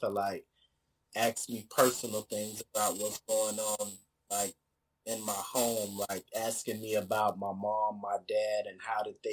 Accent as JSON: {"language": "English", "region": "Mississippi", "country": "United States", "tie": "born or raised there", "also_born_or_lived": "Florida", "moved": "yes", "said": "I grew up in Mississippi"}